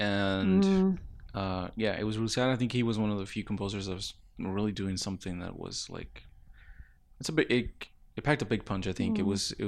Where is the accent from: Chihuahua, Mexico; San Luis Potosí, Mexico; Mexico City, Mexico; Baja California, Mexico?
Chihuahua, Mexico; Ciudad Juárez; also born or lived in El Paso, United States; Yeah, yeah. I grew up in Juárez and El Paso. I think ever since I was like from like 5